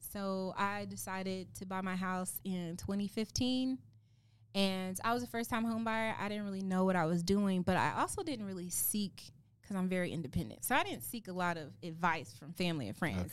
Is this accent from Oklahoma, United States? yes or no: yes; Oklahoma City, Oklahoma, United States; moved away; I grew up in Oklahoma City